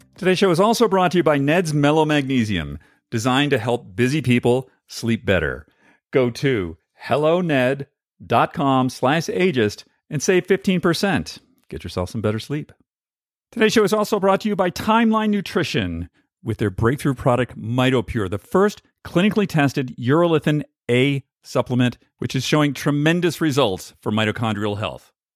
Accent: East Coast, United States; I'm an East Coast guy. I grew up in the East Coast

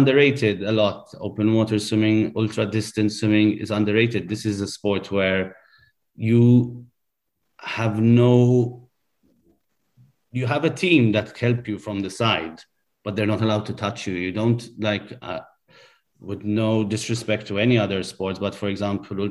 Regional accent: Malta; When you come from a small country, like we're from Malta

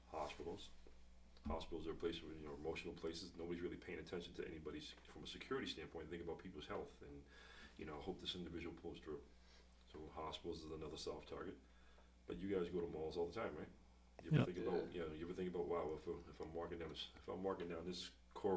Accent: Boston, Massachusetts, United States; growing up in Boston in the city

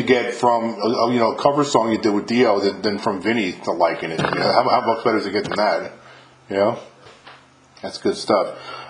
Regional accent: New York, United States; now in Mississippi, United States; I'm from New York, but I live in Mississippi now

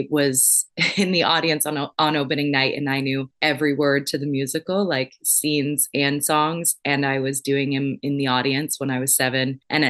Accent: San Diego, California, United States; also born or lived in Minnesota; when we moved to San Diego from Minnesota when I was little

